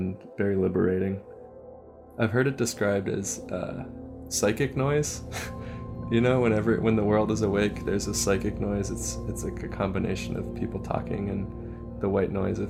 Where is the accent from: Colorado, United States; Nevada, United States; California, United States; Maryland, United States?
California, United States; Bay Area; I grew up in the Bay Area of California